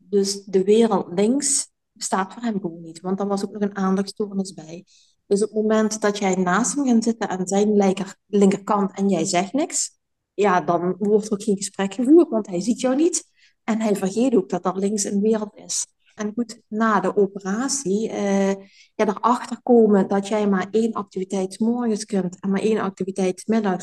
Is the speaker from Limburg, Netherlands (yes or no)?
yes; Sittard, Limburg, Netherlands; moved away as an adult; now in Belgium; dat ik überhaupt uit zitterd weg zou gaan